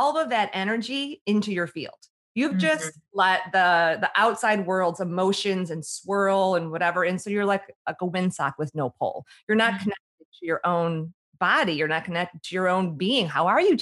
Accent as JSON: {"language": "English", "town": "Chicago", "region": "Illinois", "country": "United States", "tie": "born or raised there", "said": "I grew up in the Midwest in Chicago"}